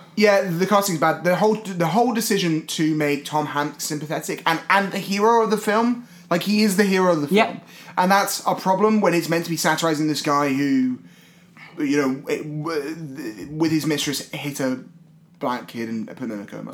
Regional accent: Scotland, United Kingdom; now in London, United Kingdom; I grew up in Scotland

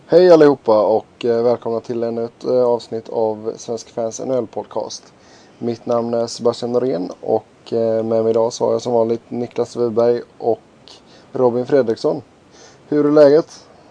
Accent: Gothenburg, Västra Götaland, Sweden; som göteborgare

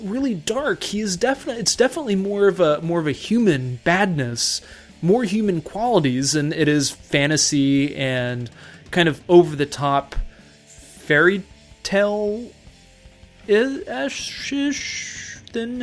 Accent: Texas, United States; whenever I was a young lad growing up in Texas

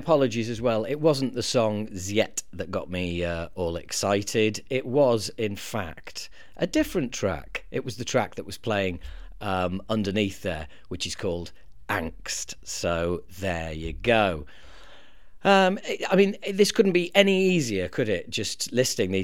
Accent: Harrogate, Yorkshire and the Humber, United Kingdom; moved away; a record shop in my hometown of Harrogate

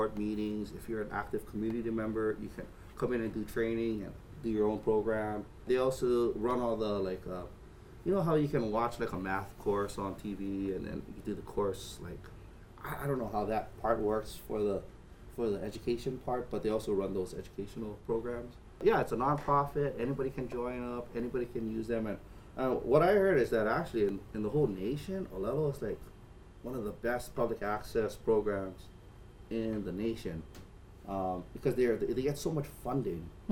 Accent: Waianae, Hawaii, United States; So I grew up in Waianae.

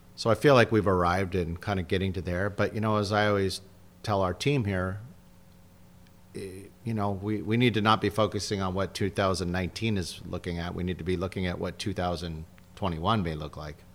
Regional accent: San Diego, California, United States; also born or lived in Los Angeles / Del Mar; I grew up in, I'm a native San Diego.

